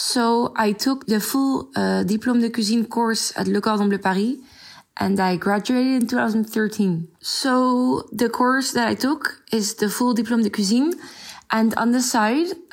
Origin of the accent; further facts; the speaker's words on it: Netherlands; also born or lived in France; I grew up in the Netherlands, although I was born in France.